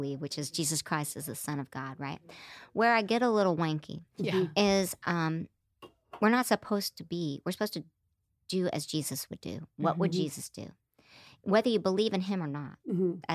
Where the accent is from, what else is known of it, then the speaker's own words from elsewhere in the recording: Broken Arrow, Oklahoma, United States; I grew up in Broken Arrow